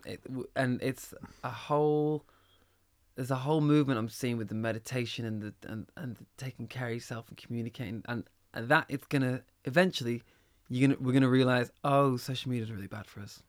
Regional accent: Manchester, North West England, United Kingdom; moved away as an adult; also born or lived in Liverpool; I grew up in Manchester

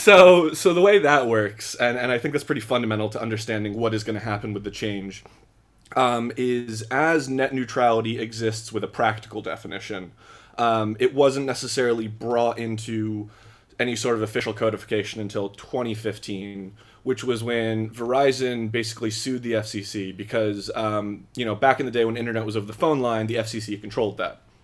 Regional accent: Philadelphia, Pennsylvania, United States; I come from the Philly area

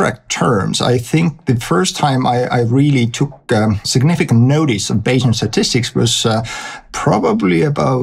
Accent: Estonia; I was born in Estonia in 1971. Back then it was Soviet Union. And from the school days, I was a math nerd.

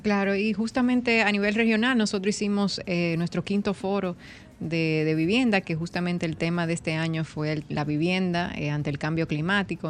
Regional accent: Dominican Republic

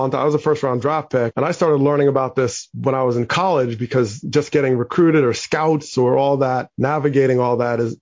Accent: New Jersey, United States; growing up in New Jersey, I had the four seasons

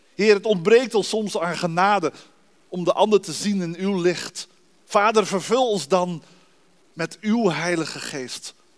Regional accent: Dordrecht, South Holland, Netherlands; moved away as an adult; also born or lived in Rotterdam / Arnhem; now in Hoogeveen, Netherlands; Ik ben geboren en getogen in de stad van de Reformatie, Dordrecht

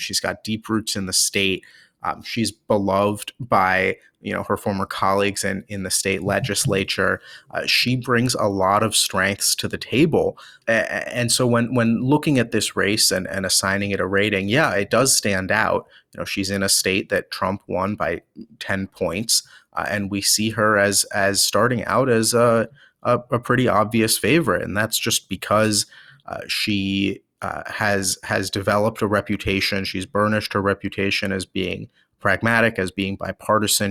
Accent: Maryland, United States; I'm a Marylander

